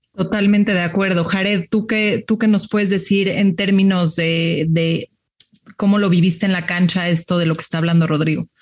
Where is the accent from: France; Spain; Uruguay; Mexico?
Mexico; como mexicanos y mexicanas